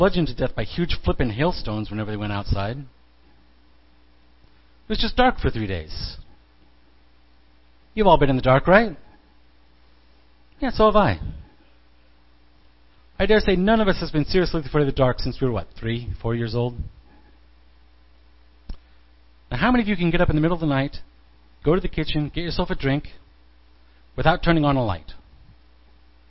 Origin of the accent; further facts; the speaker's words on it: Midwest, United States; Growing up in the Midwest